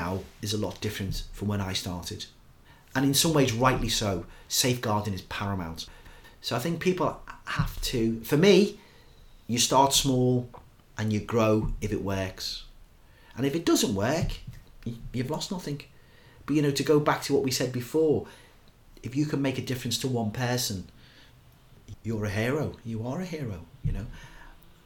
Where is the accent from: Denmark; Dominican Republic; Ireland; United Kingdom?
United Kingdom; Liverpool, North West England; I'm a Scouser